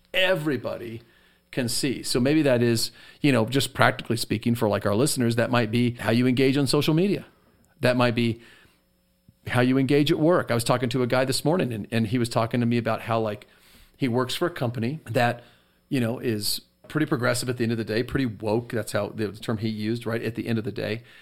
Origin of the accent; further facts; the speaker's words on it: United States; us as American Christians